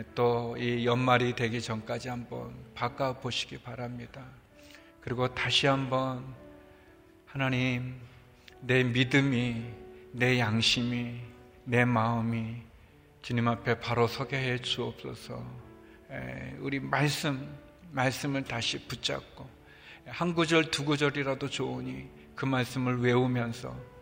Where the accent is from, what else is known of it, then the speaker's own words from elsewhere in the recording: Seoul, South Korea; 서울에서 자랐어요. 뭐 물론 이제 사대문 밖이었지만 사대문 조금 밖에.